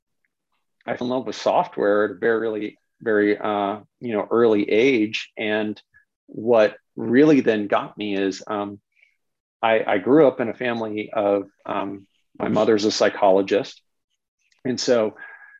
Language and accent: English; Bay Area, California, United States; moved away; I'm originally from the Bay Area. I grew up down there.